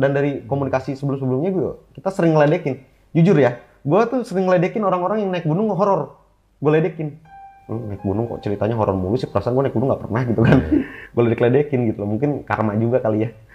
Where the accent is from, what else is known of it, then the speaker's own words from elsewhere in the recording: Bogor, West Java, Indonesia; Gue dari Bogor